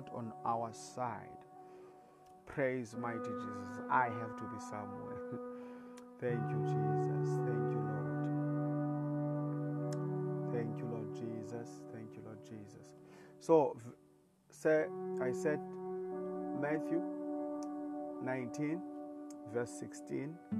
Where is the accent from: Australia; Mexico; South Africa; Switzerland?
South Africa; I come from South Africa